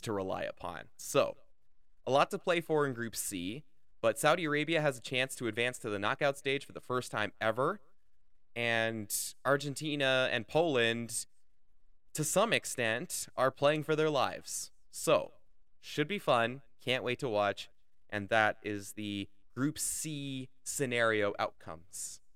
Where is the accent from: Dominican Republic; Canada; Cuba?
Canada; as a Canadian